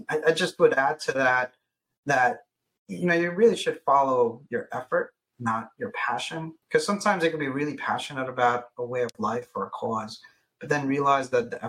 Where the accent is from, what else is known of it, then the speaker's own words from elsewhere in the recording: New York City, New York, United States; I'm from Brooklyn